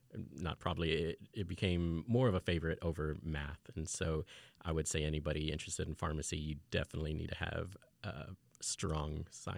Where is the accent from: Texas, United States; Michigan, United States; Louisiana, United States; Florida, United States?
Texas, United States; Fort Worth; also born or lived in England / Austin; I'm originally from Fort Worth, although I'm a military brat. So I started elementary school in England. But I eventually made it back to Fort Worth, and then I've also lived down in Austin.